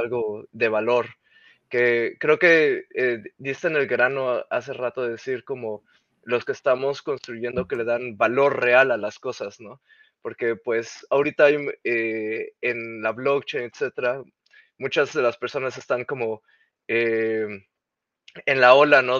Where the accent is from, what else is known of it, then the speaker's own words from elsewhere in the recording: Mexico; first language Spanish; moved away as an adult; now in Netherlands; soy originario de México